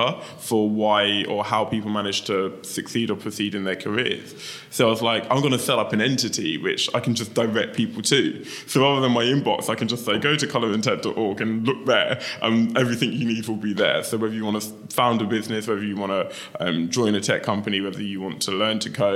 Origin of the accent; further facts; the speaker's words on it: London, United Kingdom; I grew up in Lewisham in southeast London